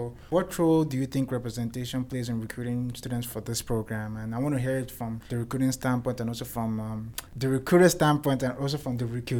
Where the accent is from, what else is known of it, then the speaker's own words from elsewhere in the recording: Nigeria; now in Idaho, United States; I'm from Nigeria.